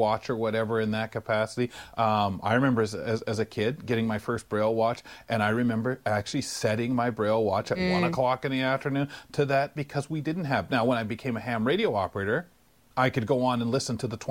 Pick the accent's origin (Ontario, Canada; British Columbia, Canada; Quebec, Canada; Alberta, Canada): Quebec, Canada; Montreal; In Montreal, when I was a kid, I remember going and knocking on apartment doors